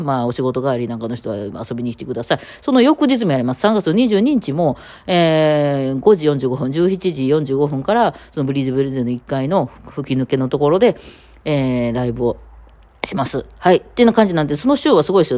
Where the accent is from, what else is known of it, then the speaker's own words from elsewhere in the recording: Osaka, Japan; accent: Osaka dialect; 私も大阪弁やったりするので